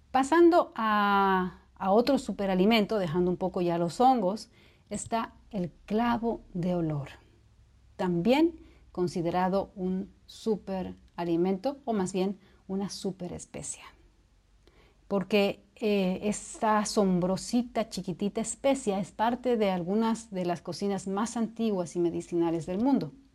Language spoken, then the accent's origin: Spanish; Bolivia; Bolivia, que es de donde soy